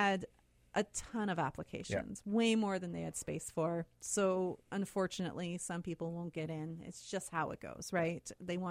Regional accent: Lockport, Manitoba, Canada; I grew up in Lockport. Or just outside of Lockport, I should say, where big fishing town, right?

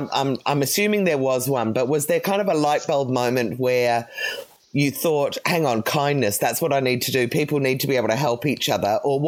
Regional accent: England, United Kingdom; also born or lived in Cyprus; now in Australia; the reason we ended up moving to Australia, because I grew up in England as well.

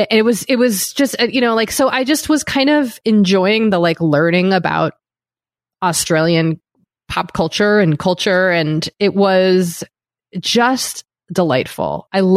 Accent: United States; I'm American.

